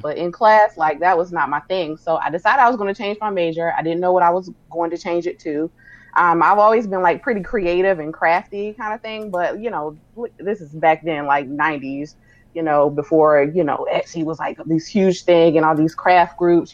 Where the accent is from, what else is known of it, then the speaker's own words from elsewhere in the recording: Sumter, South Carolina, United States; moved away as an adult; also born or lived in Wedgefield, South Carolina / Baltimore, Maryland / Nashville; I am originally from South Carolina, Sumter, South Carolina, to be exact.